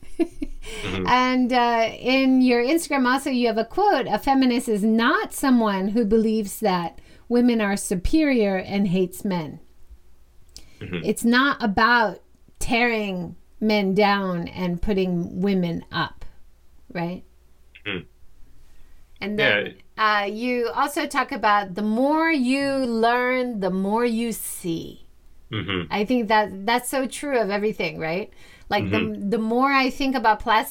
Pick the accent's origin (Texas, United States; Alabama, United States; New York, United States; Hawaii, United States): Hawaii, United States; now in Japan; I'm originally from Hawaii